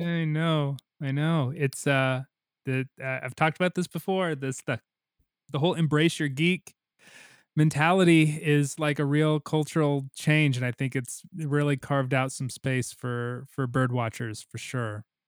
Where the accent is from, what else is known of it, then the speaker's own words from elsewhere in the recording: Missouri, United States; my home state of Missouri